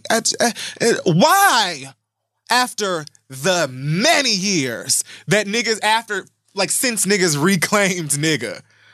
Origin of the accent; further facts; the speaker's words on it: Miami, Florida, United States; I'm also from Miami